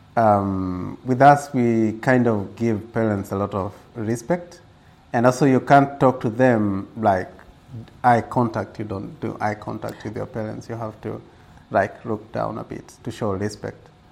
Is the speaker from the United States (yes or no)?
no; Gilgil, Nakuru County, Kenya; born or raised there; also born or lived in Nairobi, Kenya